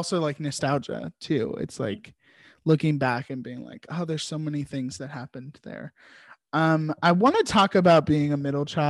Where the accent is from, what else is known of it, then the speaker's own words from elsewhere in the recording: Richmond, Virginia, United States; I'm constantly thankful that I grew up in Richmond.